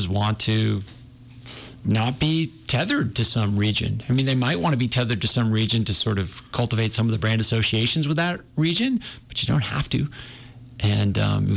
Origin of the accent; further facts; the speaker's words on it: New Hampshire, United States; now in Montana, United States; when I was a kid, you know, I grew up in New Hampshire